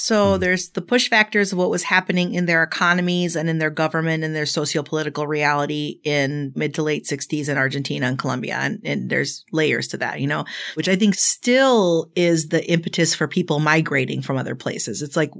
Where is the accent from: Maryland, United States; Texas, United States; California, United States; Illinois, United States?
Illinois, United States; Chicago; I was, yes. And I was actually going to ask you when you say where you're from. I'm like, that question is very loaded, but let me tell you where I was born. I was born in Chicago.